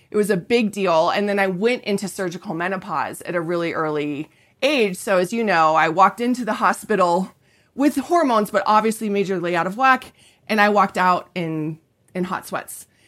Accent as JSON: {"language": "English", "region": "Colorado", "country": "United States", "said": "I'm from Colorado"}